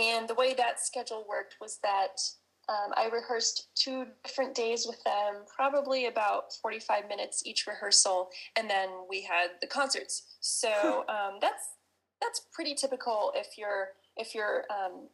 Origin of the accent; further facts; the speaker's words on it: United States; being an American